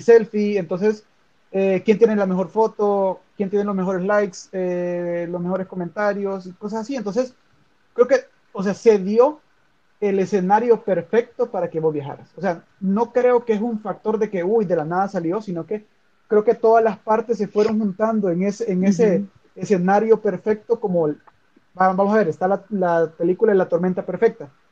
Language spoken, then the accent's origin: Spanish; El Salvador; cuando yo digo que soy salvadoreño